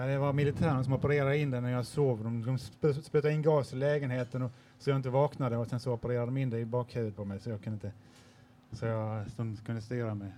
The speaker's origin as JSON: {"language": "Swedish", "country": "Sweden", "said": "jag är ju svensk också"}